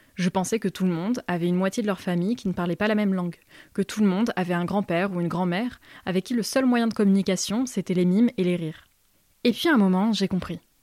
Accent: France; j'ai grandi dans la France rurale, allant de petits villages en ville de taille moyenne.

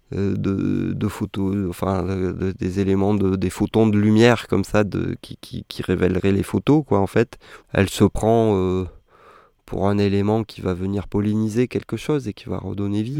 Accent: Réunion; moved away; j'ai grandi à La Réunion

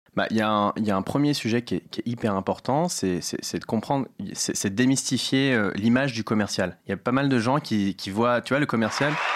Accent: Paris, Île-de-France, France; also born or lived in United States; J'ai grandi à Paris dans le 13e, dans le quartier chinois

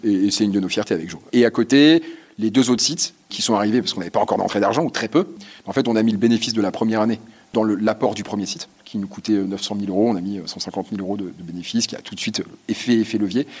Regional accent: Lille, Hauts-de-France, France; on est lillois

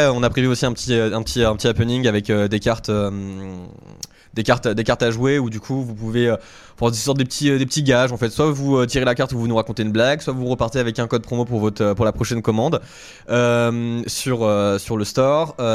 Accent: Toulouse, Occitania, France; accent: southern French; donc, un accent du sud, c'est Toulouse.

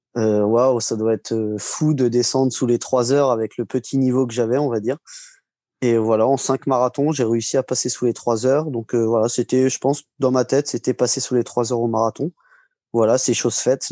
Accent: Marcilly-en-Villette, Centre-Val de Loire, France; je suis de Marcy-en-Villette, euh, c'est en pleine Sologne

